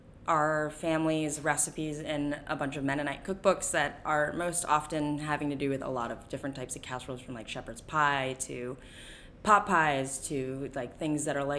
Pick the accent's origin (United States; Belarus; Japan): Japan; born there; Well, I was born in Japan and was very heavily influenced by Japanese food and flavors and textures